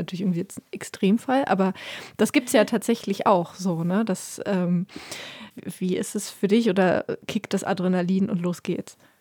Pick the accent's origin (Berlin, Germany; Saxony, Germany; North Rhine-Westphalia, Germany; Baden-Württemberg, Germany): Berlin, Germany; als Berlinerin